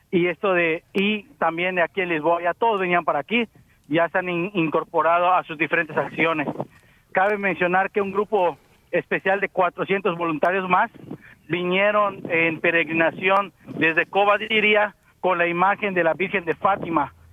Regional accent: India; now in Seville, Spain; soy natural de India. Vengo de España, Sevilla.

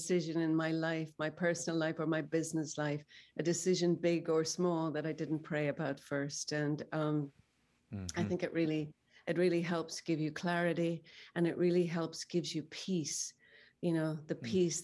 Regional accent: Northern Ireland, United Kingdom; I grew up in Northern Ireland

